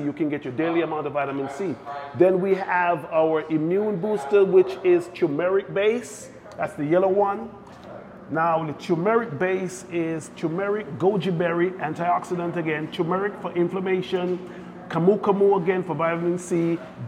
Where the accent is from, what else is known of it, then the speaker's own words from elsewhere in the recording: Jamaica; also born or lived in New Jersey / Connecticut; now in Pennsylvania, United States; growing up in Jamaica, most of our food are straight from the land.